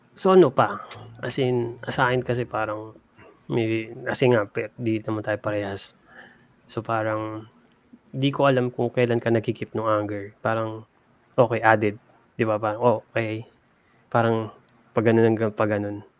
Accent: Laguna, Calabarzon, Philippines; moved away; taga Laguna ako dati.

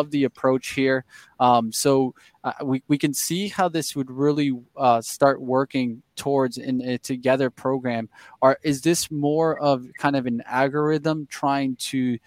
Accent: Miami, Florida, United States; I'm from Miami. I know the great weather

